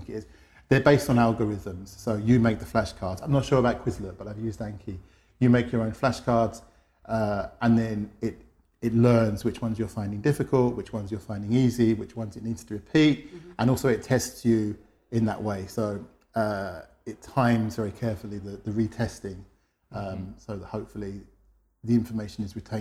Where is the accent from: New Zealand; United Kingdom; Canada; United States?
United Kingdom; London; moved away as an adult; now in Madrid, Spain; I'm from London originally. I'm based in Madrid. I've been there for about 10 years